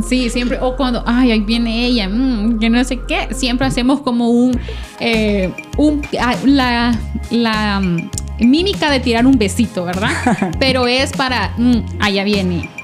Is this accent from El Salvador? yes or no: yes; El Salvador; nosotros que somos salvadoreños